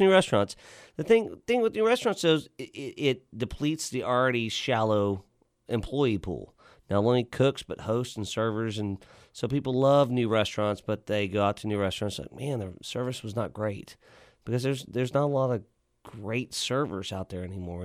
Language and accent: English; Lockhart, Texas, United States; also born or lived in New Braunfels, Texas / Denton, Texas; now in Fort Worth, United States; I grew up in Lockhart's, so we had barbecue joints